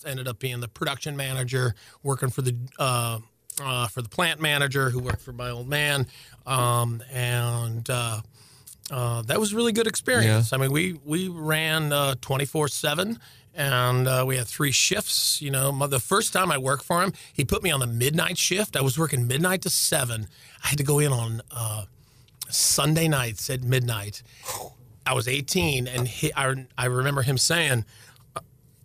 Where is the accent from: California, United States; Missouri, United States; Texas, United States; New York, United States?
Missouri, United States; South County; also born or lived in Western Louisiana; now in St. Louis, United States; I was born in Western Louisiana. I was raised effectively in South County